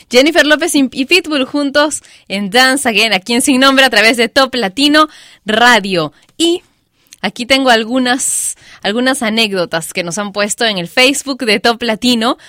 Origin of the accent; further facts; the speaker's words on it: Peru; En mi país, Perú